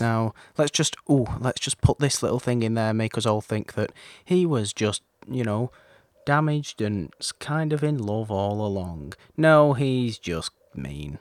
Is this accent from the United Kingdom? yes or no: yes; United Kingdom; being British